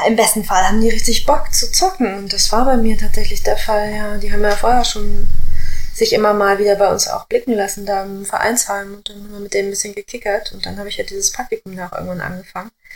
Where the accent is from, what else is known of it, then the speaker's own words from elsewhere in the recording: Gifhorn, Lower Saxony, Germany; Bei uns in Gifhorn